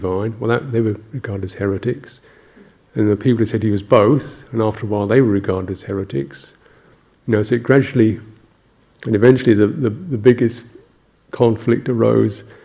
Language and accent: English; England, United Kingdom